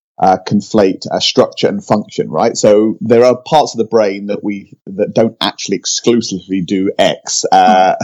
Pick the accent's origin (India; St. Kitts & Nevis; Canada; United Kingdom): United Kingdom; now in California, United States; I'm British, but now live in California